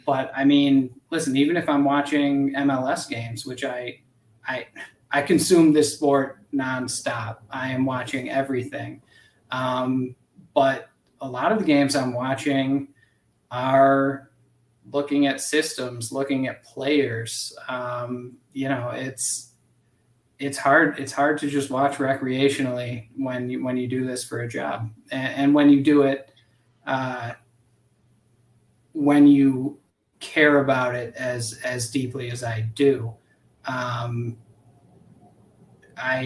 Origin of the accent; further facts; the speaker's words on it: Buffalo, New York, United States; moved away as an adult; now in Omaha, United States; I'm from Buffalo, New York, which is basically Canada